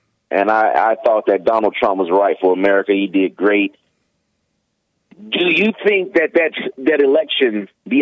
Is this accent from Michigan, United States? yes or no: no; Gary, Indiana, United States; moved away; I'm born and raised in Gary, Indiana